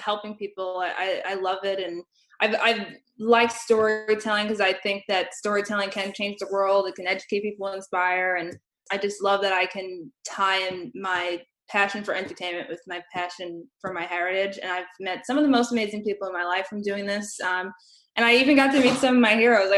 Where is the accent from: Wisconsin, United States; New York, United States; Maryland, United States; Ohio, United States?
New York, United States; New York City; I grew up in Brooklyn where I'm just a train ride away from NYU